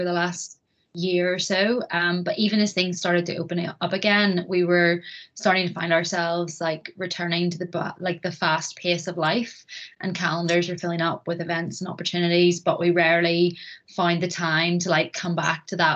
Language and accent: English; Bangor, Northern Ireland, United Kingdom; also born or lived in Belfast; I have lived in Bangor pretty much my whole life